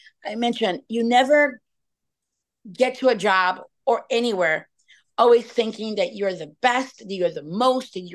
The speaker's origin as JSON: {"language": "English", "region": "Rio de Janeiro", "country": "Brazil", "tie": "born or raised there", "also_born_or_lived": "France", "moved": "yes", "lives_now": "Pittsburgh, United States", "said": "I was born in Rio de Janeiro, Brazil"}